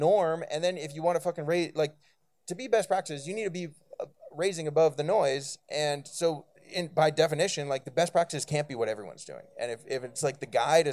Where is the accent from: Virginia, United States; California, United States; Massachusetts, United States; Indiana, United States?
California, United States; Bay Area; now in Brooklyn, United States; I'm from the Bay Area